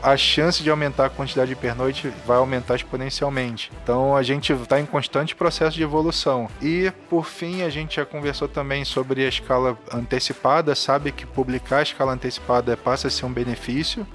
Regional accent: Brasília, Federal District, Brazil; now in Rio de Janeiro, Brazil; Eu nasci lá em Brasília, eu moro no Rio e trabalho aqui

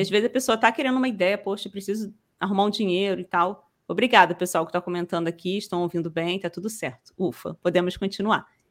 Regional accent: Rio de Janeiro, Brazil; sou carioca aqui do Rio

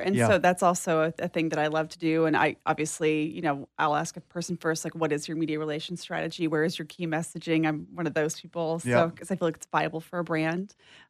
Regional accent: Texas, United States; I'm originally from East Texas, mm-hmm. So you can hear an accent kind of sometimes.

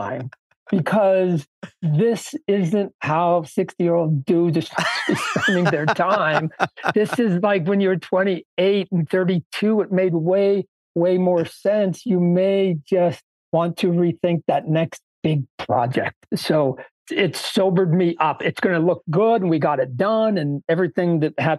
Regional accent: Canada; I was born in Canada

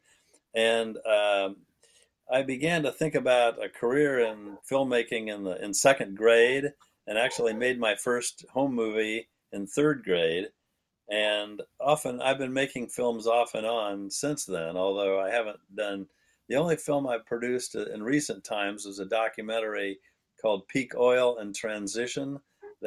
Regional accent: Indianapolis, Indiana, United States; moved away as an adult; also born or lived in Los Angeles, California; I grew up in Indianapolis, Indiana, which is a large city

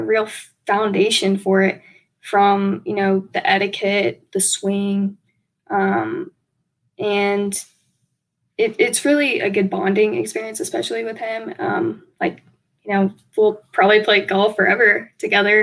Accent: Warner Robins, Georgia, United States; moved away; originally, we're from Warner Robins, Georgia

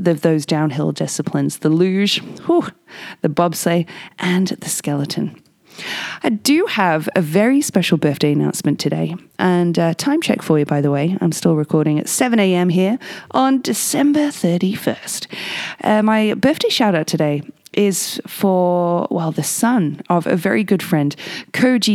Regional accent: England, United Kingdom; now in Whistler, Canada; me being English

